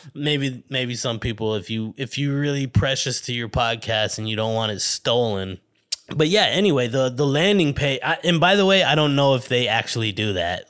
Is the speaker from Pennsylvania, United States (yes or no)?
no; Flagstaff, Arizona, United States; moved away as an adult; now in Los Angeles area, United States; my hometown in Arizona